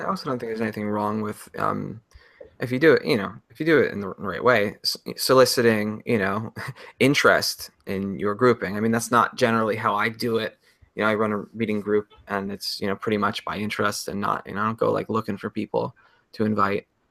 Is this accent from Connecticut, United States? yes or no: yes; Connecticut, United States; moved away; I'm from Connecticut.